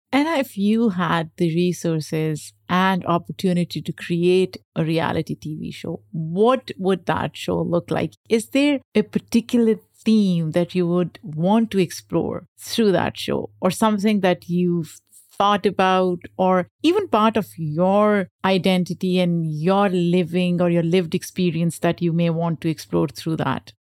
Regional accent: Lahore, Punjab, Pakistan; now in New York, United States; I grew up in Pakistan

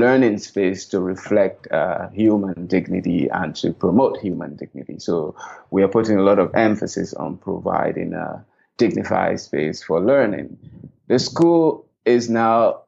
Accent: Voinjama, Lofa County, Liberia; moved away; also born or lived in Pendembu, Sierra Leone; I grew up in Vonjama, Liberia, which is just across the border from Sierra Leone.

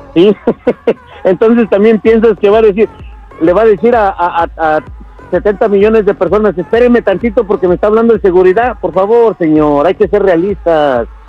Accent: Mexico; Soy mexicano

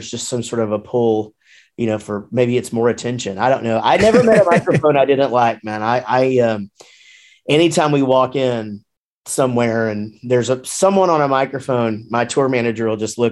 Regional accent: Wichita Falls, Texas, United States; also born or lived in Grapevine, Texas; now in Denton, United States; born and raised, born in Grapevine, raised in Wichita Falls, and then moved down to Denton after we started the band, and still here.

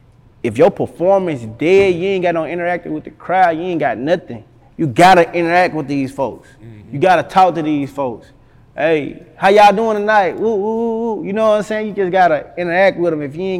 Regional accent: Helena, Arkansas, United States; I'm from Helena, Arkansas

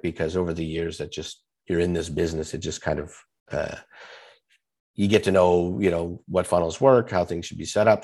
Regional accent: Canada; I'm Canadian

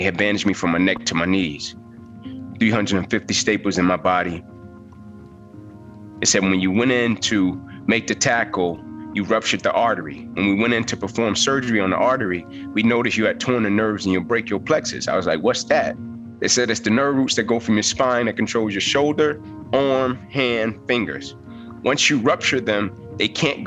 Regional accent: Atlanta, Georgia, United States; I was Atlanta public school kid. I was from Atlanta

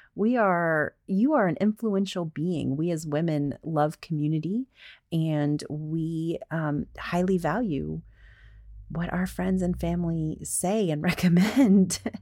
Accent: the South, United States; I'm from the South

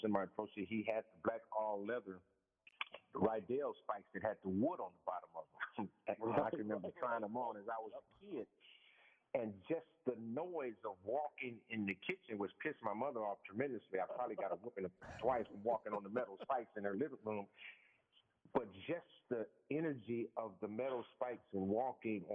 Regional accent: Los Angeles, California, United States; I was born in Los Angeles, so my family migrated from Mississippi.

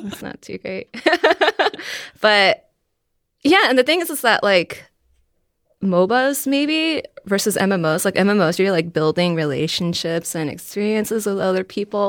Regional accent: Virginia, United States; I am from Virginia

